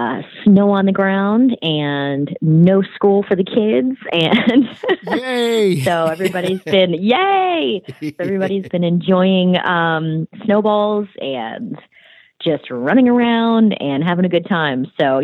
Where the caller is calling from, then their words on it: Nashville, Tennessee, United States; I am joining you from Nashville, Tennessee.